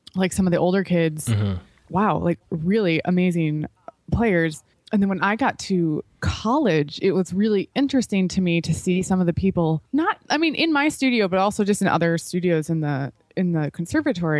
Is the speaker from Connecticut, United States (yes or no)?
no; Chicago, Illinois, United States; I grew up in Chicago area